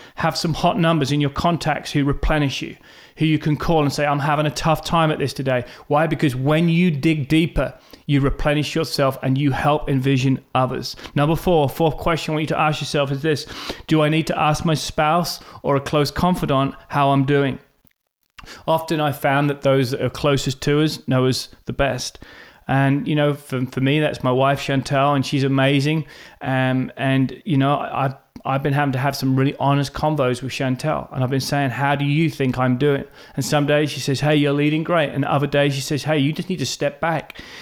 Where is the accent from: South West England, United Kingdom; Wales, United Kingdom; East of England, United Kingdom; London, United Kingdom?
East of England, United Kingdom; Norwich; moved away as an adult; also born or lived in Australia / South Africa / United States; now in Norwich, United Kingdom; I was born in Norwich, England